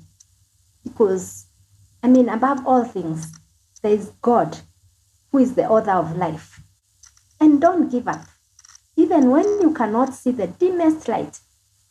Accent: Kenya

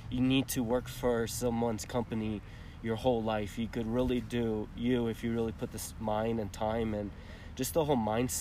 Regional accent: Lake Worth, Florida, United States; moved away as an adult; also born or lived in Toronto, Canada / San Francisco, United States; now in Colorado, United States; I grew up in Florida. I'm from Toronto, but my whole life took place in South Florida in the West Palm area.

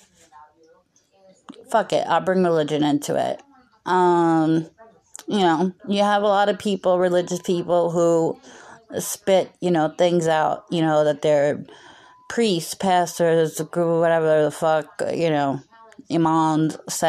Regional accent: United States; as an American, it's the religion I know the most about

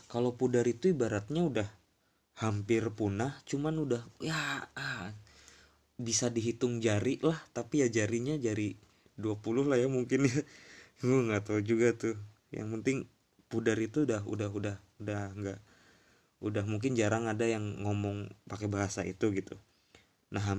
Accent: Brebes, Central Java, Indonesia; gue juga sebenarnya sih malu sih ngomong pakai bahasa Indonesia yang mana gue orang Jawa orang Berbes gitu kenapa gue nggak pakai bahasa ngapak

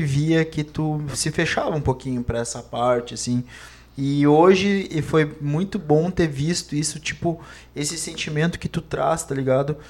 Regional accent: Montenegro, Rio Grande do Sul, Brazil; nós tivemos o privilégio de nascer no centro e no, e no mato ao mesmo tempo

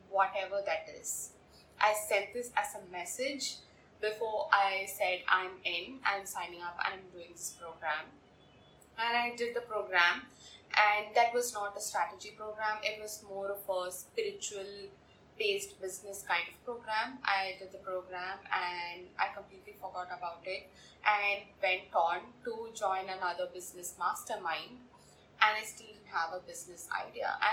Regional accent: India; I'm from India

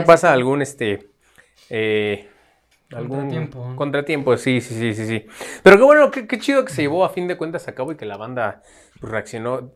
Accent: Mexico; esta característica que nos define como mexicanos

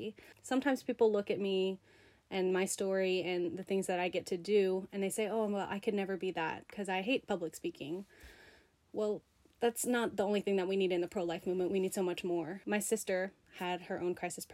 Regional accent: South Louisiana, United States; I'm from South Louisiana

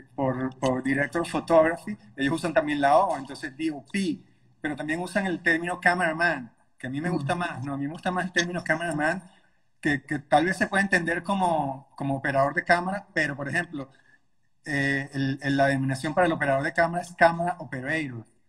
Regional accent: Caracas, Capital District, Venezuela; En Caracas, Venezuela, de donde soy

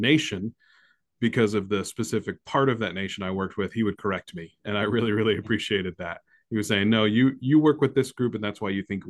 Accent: United States; we're American

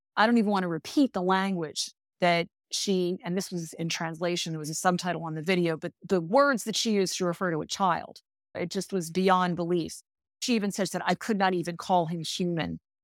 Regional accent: United States; as an American

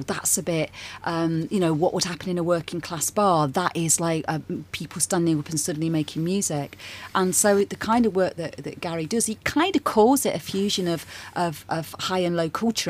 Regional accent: Nottingham, East Midlands, United Kingdom; moved away as an adult; also born or lived in London; now in Brighton, United Kingdom; I'm originally from Nottingham, and I lived there for a while, and then I, I, moved away from there when I got a bit older

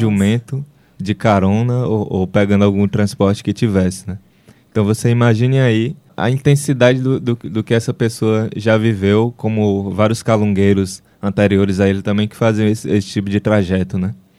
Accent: Brazil; É, eu nasci em Capuí. Eu nasci em Capuí em 1994

